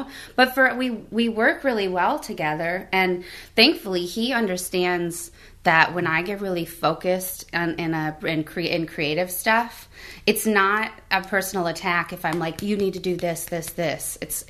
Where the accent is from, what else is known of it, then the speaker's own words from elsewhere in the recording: Traverse City, Michigan, United States; also born or lived in Montgomery, Alabama; Yeah, so I was born in Montgomery, Alabama. My dad was in the Air Force, but... That's right. My parents were from Grand Rapids. Oh, okay. And I grew up in Traverse City, which is like 2 hours north of Grand Rapids.